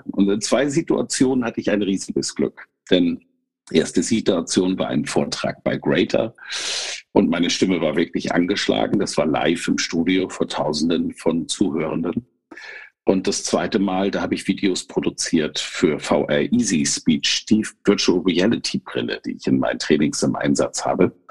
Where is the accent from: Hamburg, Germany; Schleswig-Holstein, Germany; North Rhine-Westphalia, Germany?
Schleswig-Holstein, Germany; Kiel; Sie kommt aus meiner alten Heimat, aus Kiel.